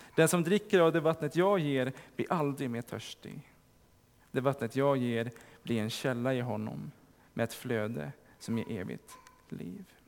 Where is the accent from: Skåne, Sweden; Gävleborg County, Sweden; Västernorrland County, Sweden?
Gävleborg County, Sweden; Sandviken; i Sandviken där jag kommer ifrån